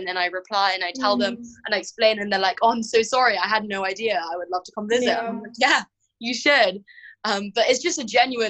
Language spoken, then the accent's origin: English; Hong Kong; actually, I'm from Hong Kong